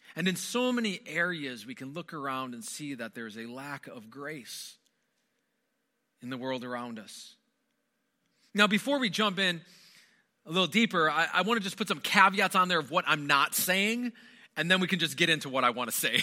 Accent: Wisconsin, United States; moved away; I'm originally from Wisconsin, born and raised in Wisconsin

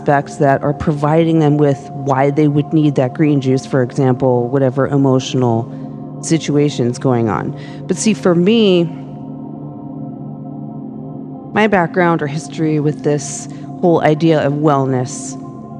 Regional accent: Los Angeles, California, United States; I was growing up in Hollywood

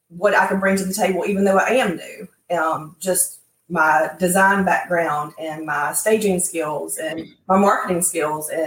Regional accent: Helena, Alabama, United States; that's my hometown

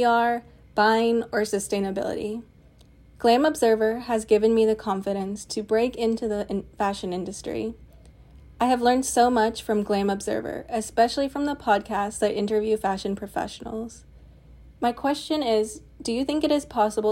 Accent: Lexington, Kentucky, United States; now in New York City, United States; I am from Lexington, Kentucky

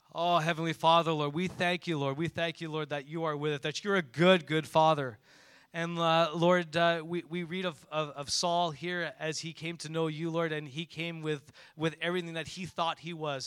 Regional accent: Montreal, Quebec, Canada; When I grew up in Montreal, you know, I took public transportation probably from grade three or four off to my school

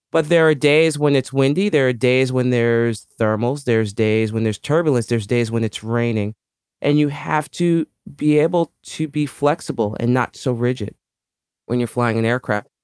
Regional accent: New York City, New York, United States; I was, uh, born and raised in the Bronx, New York

